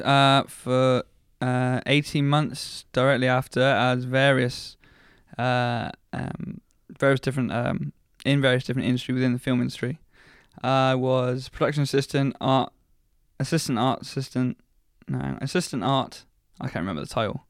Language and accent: English; Paignton, South West England, United Kingdom; I was born and bred in Paynton, South Devon